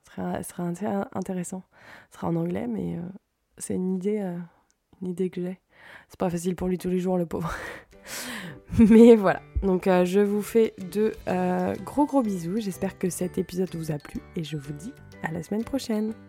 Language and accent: French; France; moved away as an adult; now in Sweden; en tant que Française